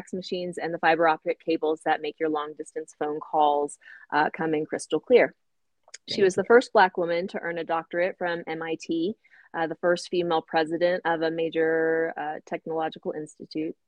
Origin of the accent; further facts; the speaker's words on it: United States; I grew up in America